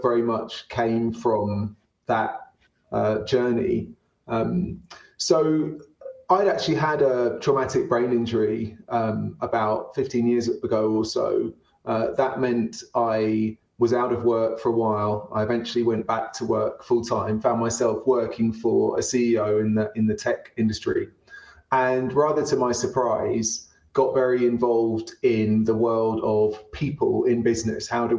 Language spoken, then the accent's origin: English; London, United Kingdom; now in Denver, United States; I'm from London. Now based in Denver